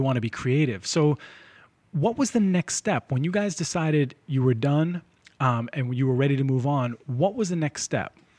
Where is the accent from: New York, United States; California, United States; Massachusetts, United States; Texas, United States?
Massachusetts, United States; Lynn; I grew up in Lynn, but my parents owned a diner